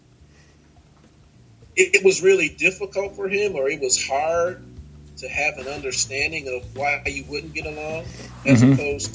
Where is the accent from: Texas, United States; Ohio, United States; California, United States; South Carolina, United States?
Ohio, United States; Painesville; moved away; The environment that we all grew up in, it was just like the issue of race was never presented to us in a negative way